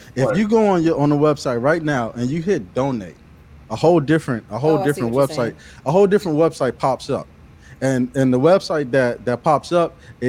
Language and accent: English; Pensacola, Florida, United States; I'm from Pensacola. It's a very small city.